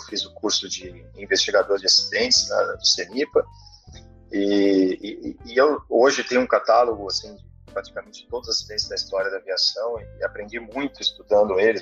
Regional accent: Barbacena, Minas Gerais, Brazil; quando era menino lá em Barbacena

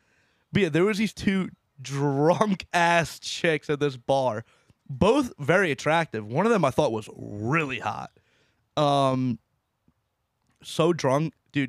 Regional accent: New Jersey, United States; But then once I say we're from New Jersey, this one chick freaks out.

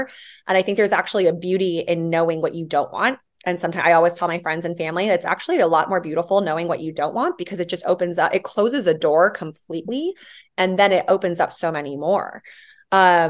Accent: Yuma, Arizona, United States; also born or lived in Hawaii; We moved to Arizona for my dad's job. So I went from an island girl to a desert rat and lived in Yuma, Arizona

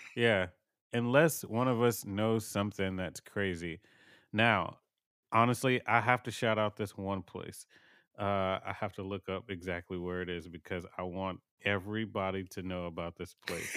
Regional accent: Houston, Texas, United States; born and raised in Houston, Texas

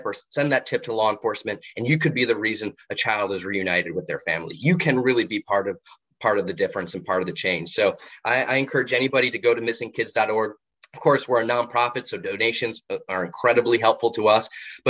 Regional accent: Florida, United States; Florida's my home state

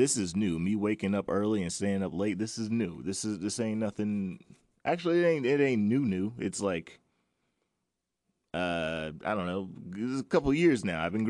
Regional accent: North Charleston, South Carolina, United States; Born at MUSC Hospital. North Charleston, man. Grew up down there.

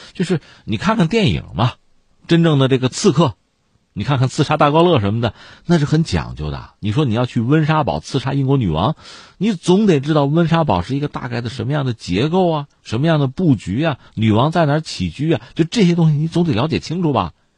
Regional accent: China; 我们中国人

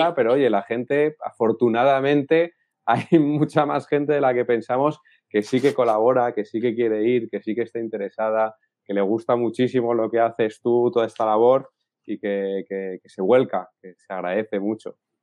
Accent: Madrid, Community of Madrid, Spain; now in Cantabria, Spain; Yo estoy viviendo ahora en Cantabria, pero yo soy de Madrid.

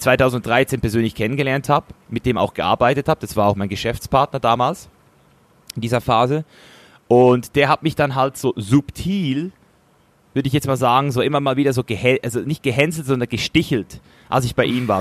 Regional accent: Switzerland; als Schweizer Junge

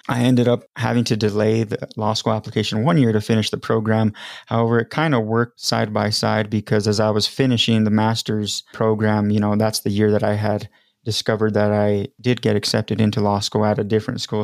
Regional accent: Las Vegas, New Mexico, United States; moved away as an adult; now in Albuquerque, United States; I grew up in Las Vegas, New Mexico, and I always have to preface it with not Nevada.

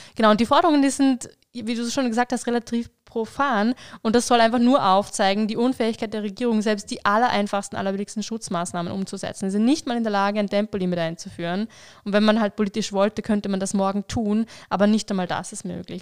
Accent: Vorarlberg, Austria; ich komme aus Vorarlberg, bin da aufgewachsen

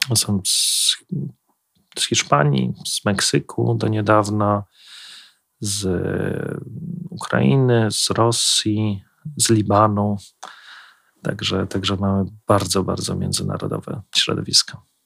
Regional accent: Kraków, Lesser Poland, Poland; moved away as an adult; now in Warsaw, Poland; ja osobiście pochodzę z Krakowa

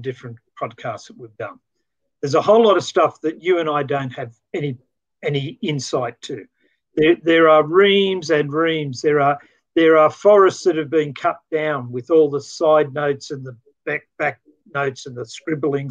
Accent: Australia; as an Australian

